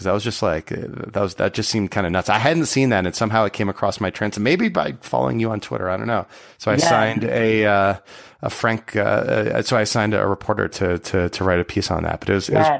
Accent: Connecticut, United States; I too was born in a state called Connecticut.

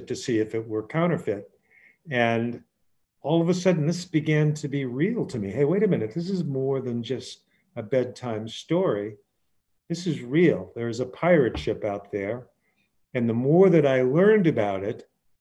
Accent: Brewster, Massachusetts, United States; as a boy, I grew up in Brewster, and my uncles were fishermen

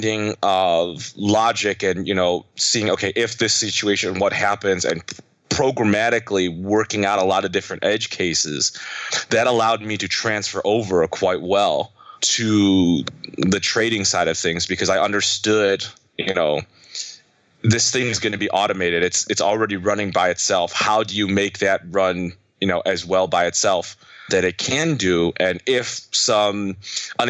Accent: United States; I'm Chinese American

